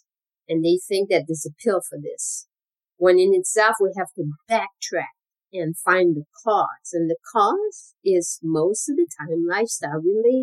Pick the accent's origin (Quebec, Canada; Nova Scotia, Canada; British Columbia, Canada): Quebec, Canada; moved away as an adult; now in United States; I'm originally from Canada, from Quebec.